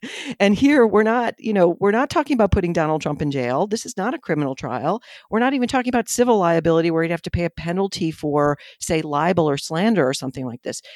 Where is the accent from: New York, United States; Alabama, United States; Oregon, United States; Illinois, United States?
New York, United States; Buffalo; I'm glad somebody else says fire like me, 'cause I'm from Buffalo